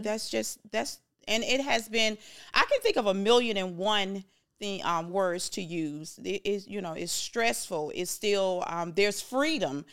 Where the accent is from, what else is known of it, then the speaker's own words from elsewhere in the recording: Jacksonville, Florida, United States; moved away; I'm from Jacksonville, Florida